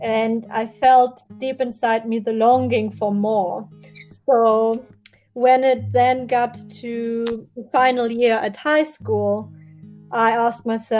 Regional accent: Germany; moved away; I was born in Germany and raised in a very small village with only 11,000 inhabitants

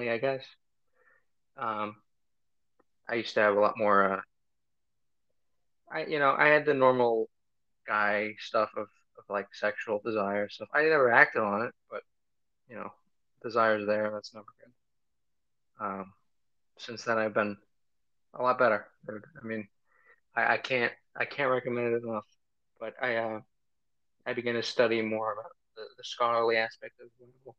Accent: Philadelphia, Pennsylvania, United States; moved away as an adult; also born or lived in Armenia; now in Missouri, United States; I was born and raised around Philadelphia. I was born in Philadelphia, lived most of my life around Philadelphia. I lived overseas for a few years in Armenia, and then moved back to Pennsylvania and went to high school in Pennsylvania

